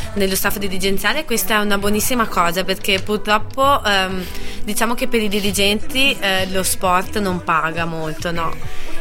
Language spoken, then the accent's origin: Italian; near Bassano del Grappa, Veneto, Italy; moved away as an adult; now in Trento, Italy; sono di vicino a Bassano del Grappa.